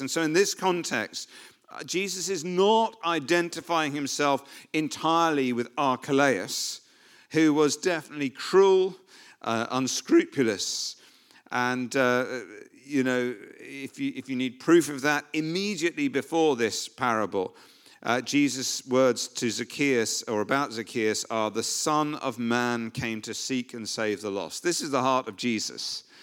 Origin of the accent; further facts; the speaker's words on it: United Kingdom; we're, we're British